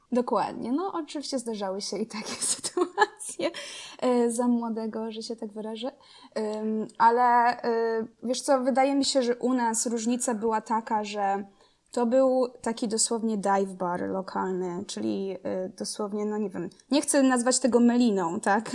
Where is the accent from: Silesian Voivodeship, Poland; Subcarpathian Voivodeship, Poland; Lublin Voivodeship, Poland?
Subcarpathian Voivodeship, Poland; Rzeszów; moved away as an adult; also born or lived in Kraków; now in United States; jestem z, z Rzeszowa. Ym, wychowałam się Tam